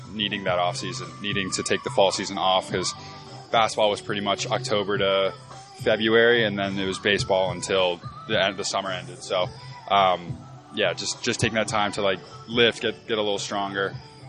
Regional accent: East Coast, United States; And so I'm from the East Coast, obviously, so my only experience of the West Coast is kind of inland.

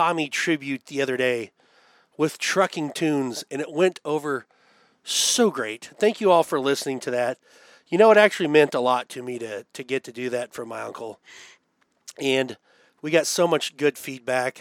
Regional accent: Abbeville, Kansas, United States; growing up in Abbeville, Kansas, a town of 100 people

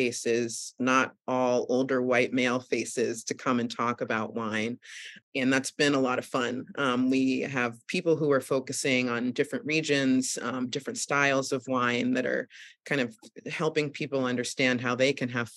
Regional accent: Boston, Massachusetts, United States; moved away as an adult; also born or lived in New York City; now in upstate New York, United States; I grew up in the suburbs of Boston too

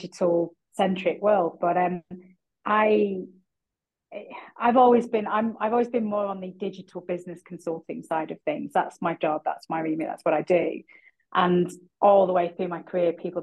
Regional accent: Bolton, North West England, United Kingdom; now in London, United Kingdom; I'm a Boltonian. I was born and brought up in Bolton

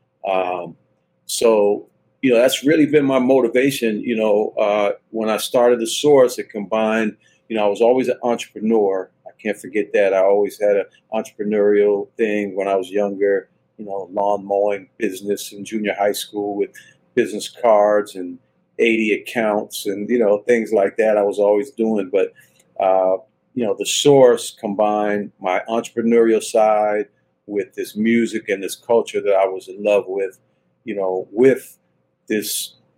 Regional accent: Washington, District of Columbia, United States; I grew up in Washington, D.C.

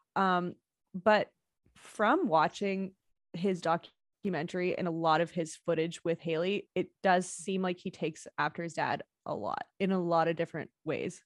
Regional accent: Canada; our fellow Canadian brethren

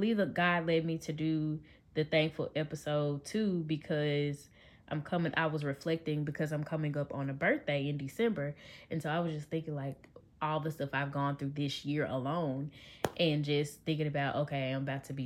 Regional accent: Memphis, Tennessee, United States; I am from Memphis

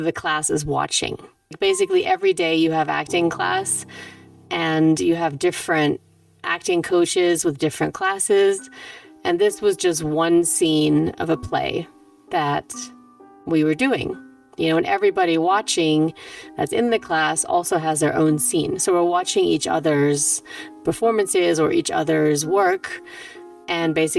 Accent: Germany; moved away; also born or lived in New York; I was born at home in Germany, in my childhood house.

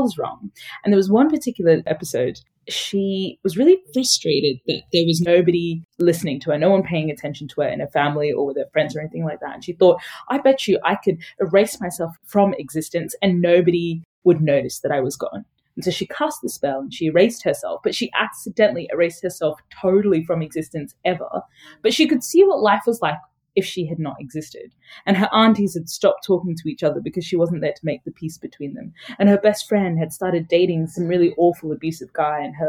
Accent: Brisbane, Queensland, Australia; also born or lived in Sudan; My family migrated to a small-ish city in Australia called Brisbane.

